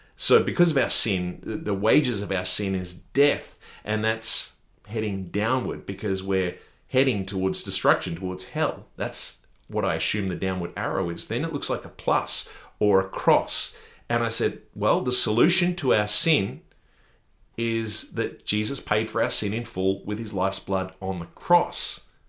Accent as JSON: {"language": "English", "country": "Australia", "said": "I'm from Australia"}